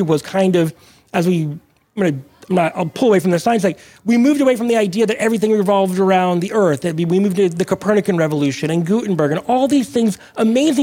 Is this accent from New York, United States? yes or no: no; Monterey, California, United States; also born or lived in Mexico; I was born in Mexico, but grew up kind of tide pooling in Monterey in Northern California where I was raised